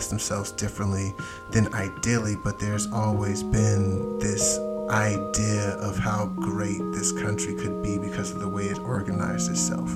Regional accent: United States; as an American

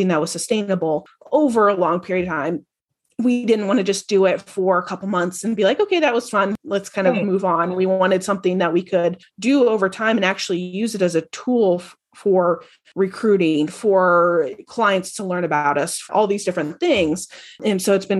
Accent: Indianapolis, Indiana, United States; moved away as an adult; now in Buffalo, United States; I'm originally from Indianapolis, went to school there

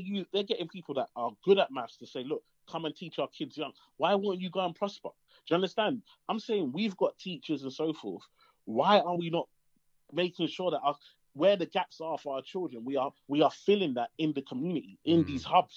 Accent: London, United Kingdom; I grew up in East London, Tower Hamlets

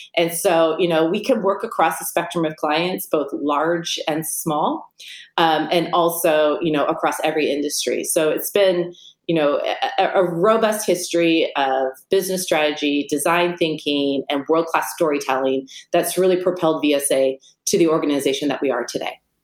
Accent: Silicon Valley, California, United States; I grew up in the Silicon Valley

